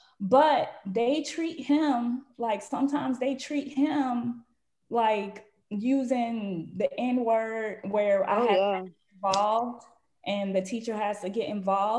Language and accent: English; Lauderhill, Florida, United States; I'm from Lauderhill, yeah, deep side a little bit, but I ain't from Pompano, and that's a whole different city.